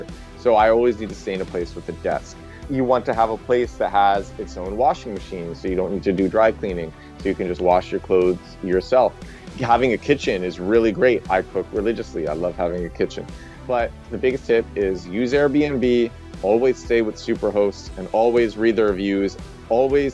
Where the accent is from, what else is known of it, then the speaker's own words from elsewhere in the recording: New York, United States; I'm from New York